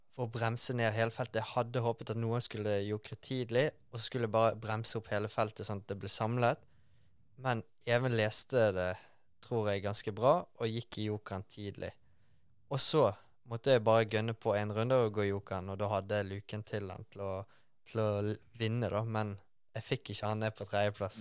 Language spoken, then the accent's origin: Norwegian; Bergen, Vestland, Norway; jeg er fra Bergen.